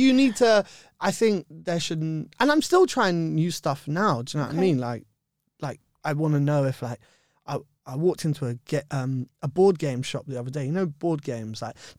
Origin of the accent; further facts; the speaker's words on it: London, United Kingdom; Yeah, I'm from Bush. I grew up in Bush. I love Shepherd's Bush.